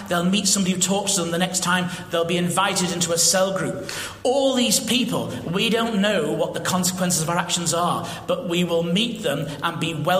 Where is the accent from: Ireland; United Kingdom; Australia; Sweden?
United Kingdom; I'm British, okay, through the electronic gates, just, and you're in.